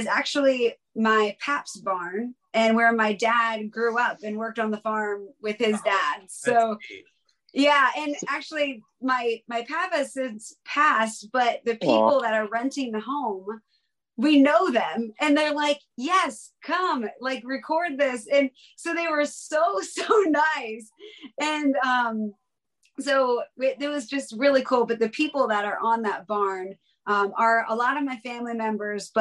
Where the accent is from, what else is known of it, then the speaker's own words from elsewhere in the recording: Palmyra, Pennsylvania, United States; I was born and raised in Palmyra, Pennsylvania